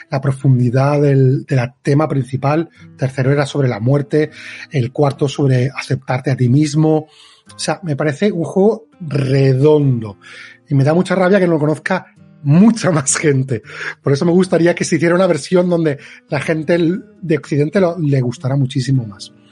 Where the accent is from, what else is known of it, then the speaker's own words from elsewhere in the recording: Barcelona, Catalonia, Spain; moved away; also born or lived in Madrid; aparte de Barcelona, que soy de Barcelona, pero adoro Madrid.